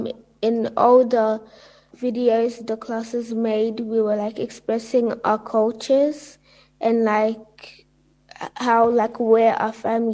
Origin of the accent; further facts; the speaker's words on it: Uganda; now in Australia; I come from Uganda, and it's a small country in Africa, and I celebrate my culture by like making traditional food and going to traditional parties and everything.